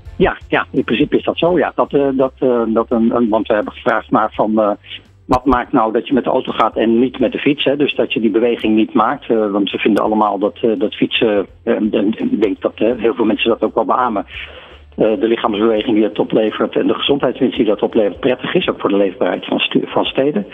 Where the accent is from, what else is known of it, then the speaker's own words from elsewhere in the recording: Netherlands; wij kennen als Nederlander